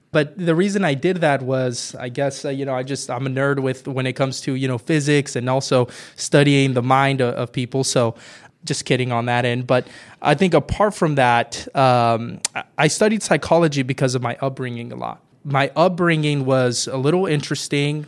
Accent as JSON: {"language": "English", "town": "Merced", "region": "California", "country": "United States", "tie": "born or raised there", "said": "I'm originally from Merced, California, uh, born and raised there."}